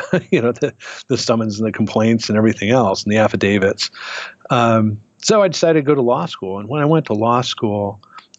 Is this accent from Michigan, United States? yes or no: yes; Detroit, Michigan, United States; now in Minneapolis, United States; But I grew up in Detroit. You know, as a little kid, we lived in the city itself.